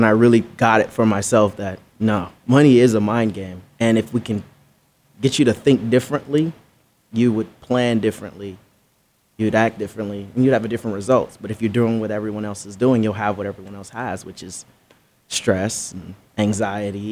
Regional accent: Belize; I'm from Belize, right? So I grew up humble beginnings, as they say.

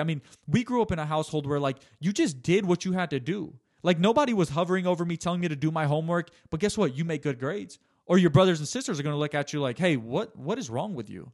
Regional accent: United States; I'm born about four years later, nineteen ninety-three. They have five kids. They live in the United States of America

